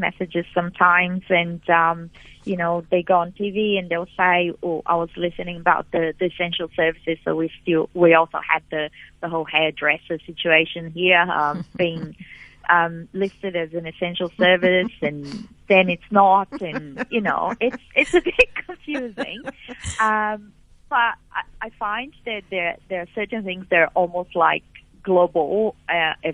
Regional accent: Brazil; also born or lived in South Africa; now in Australia; I lived in South Africa, but I'm from Brazil

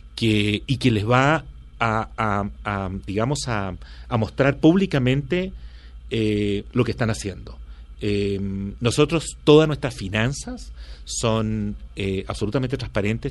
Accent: Chile; moved away; yo crecí, eh, eh, mi, adolescencia y toda mi juventud y estudios universitarios los hice en Chile bajo la dictadura de Pinochet

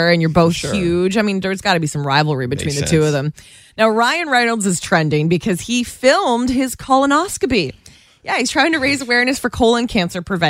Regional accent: Guelph, Ontario, Canada; I literally worked at every single hair salon in my hometown of Guelph, Ontario

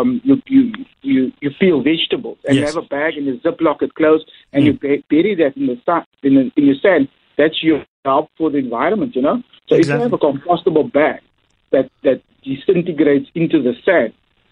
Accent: Cape Town, Western Cape, South Africa; I come from Mitchell's Plain, and I know the talent we have in Mitchell's Plain

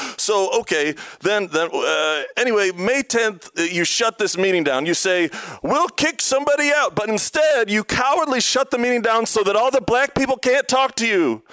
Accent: Chicago, Illinois, United States; now in Grand Rapids, United States; I grew up in Chicago

